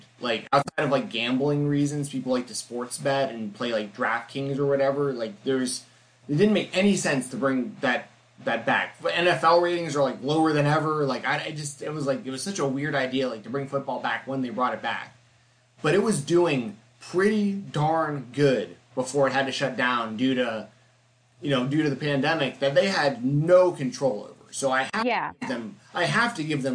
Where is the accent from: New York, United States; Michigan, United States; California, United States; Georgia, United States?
Georgia, United States; Atlanta; I grew up in Atlanta, which is WCW country. Like, Cody went to my high school.